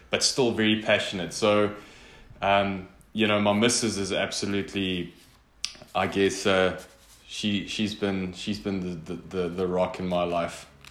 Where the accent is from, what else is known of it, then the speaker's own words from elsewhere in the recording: northern South Africa, South Africa; also born or lived in Mozambique; I grew up in in the Afrikaans speaking northern part of South Africa